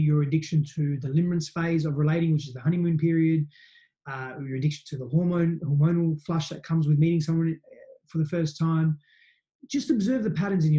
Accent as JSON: {"language": "English", "country": "Australia", "said": "I'm Aussie in parts"}